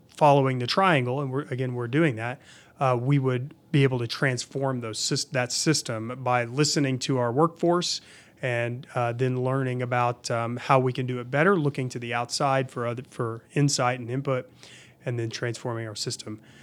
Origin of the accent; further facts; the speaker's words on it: Oklahoma City, Oklahoma, United States; I grew up in Oklahoma City.